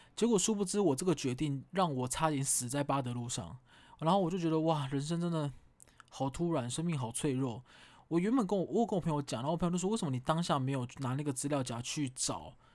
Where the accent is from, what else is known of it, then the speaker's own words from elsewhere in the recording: Kaohsiung, Taiwan; moved away as an adult; now in Taipei, Taiwan; 我高雄人嘛，然后我在台北求职，啊，已经在台北住了五六年了